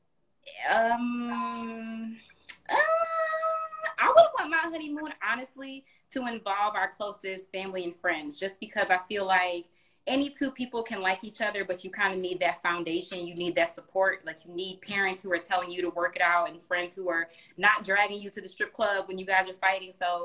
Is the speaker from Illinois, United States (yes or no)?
yes; Chicago, Illinois, United States; I'm from Chicago